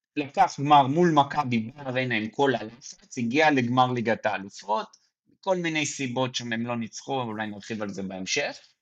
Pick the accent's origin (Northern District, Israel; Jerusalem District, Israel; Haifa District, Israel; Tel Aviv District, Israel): Jerusalem District, Israel; Mevaseret Zion; moved away; אני ככה ירושלמי לשעבר, יותר נכון מבשרת ציון